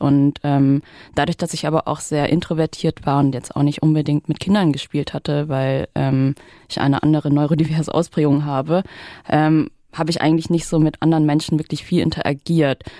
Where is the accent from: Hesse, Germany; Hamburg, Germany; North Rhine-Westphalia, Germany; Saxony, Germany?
Saxony, Germany; wenn Sachsen ein Slum ist, dann komme ich aus dem Slum